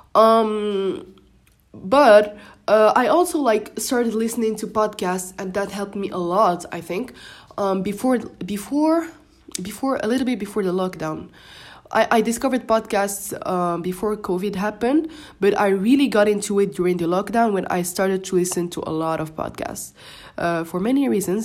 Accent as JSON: {"language": "English", "country": "Morocco", "first_language": "Moroccan Arabic (Darija) and French", "second_language": "English", "said": "I'm Moroccan and we just speak Darija and French, which are my first languages. So English is my third language."}